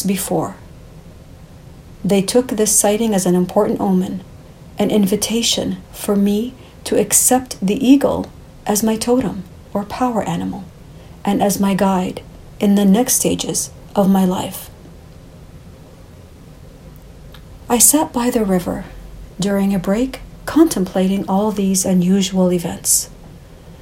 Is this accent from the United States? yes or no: no; Canada; I was born in Canada